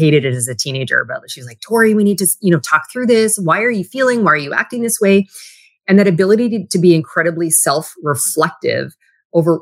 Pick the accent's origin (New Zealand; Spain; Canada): Canada; Western Canada; moved away as an adult; also born or lived in Toronto; I grew up in a small, like Western town. Like I grew up in Canada, but I call the city I was in is like Texas North.